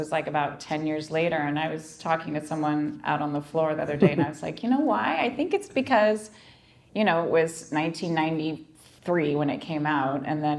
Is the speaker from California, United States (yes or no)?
yes; Topanga, California, United States; accent: California; I grew up basically near the Valley in Topanga Canyon. Because I grew up in a canyon, I couldn't really trick or treat